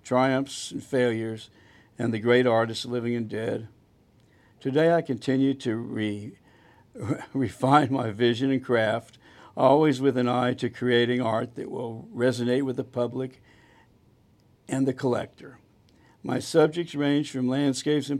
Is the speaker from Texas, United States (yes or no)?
yes; Dallas, Texas, United States; also born or lived in Houston; Born and raised in Dallas, Texas, the oldest of three children